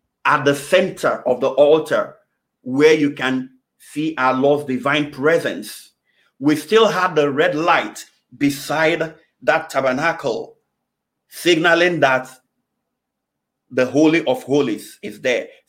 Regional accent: Nigeria; moved away; my home country, Nigeria. I know growing up in Nigeria

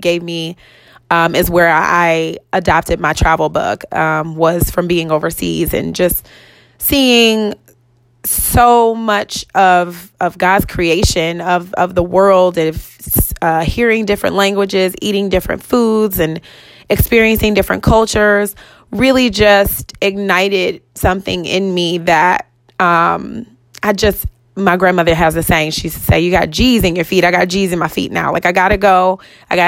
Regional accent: Euclid, Ohio, United States; I am originally from Euclid, which is a suburb of Cleveland, Ohio.

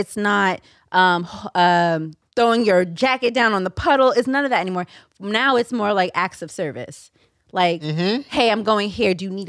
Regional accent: New York, United States; I'm from New York.

